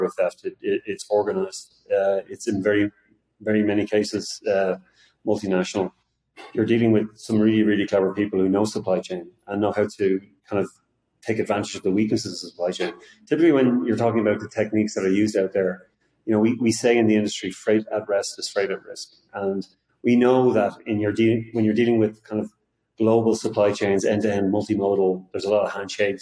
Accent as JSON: {"language": "English", "country": "Ireland", "moved": "as an adult", "lives_now": "Austin, United States", "said": "although I live in Austin, Texas, I'm not from there. I'm originally from Ireland."}